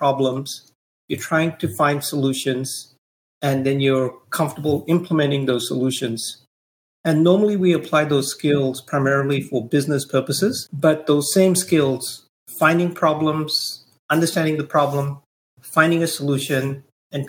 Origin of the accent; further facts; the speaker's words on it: India; moved away as an adult; also born or lived in Delhi, India / Silicon Valley, United States; now in United States; when I was growing up in India